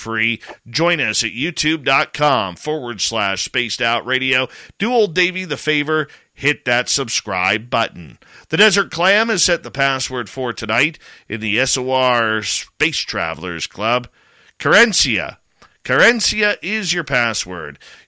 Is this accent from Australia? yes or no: no; Canada; I'm Canadian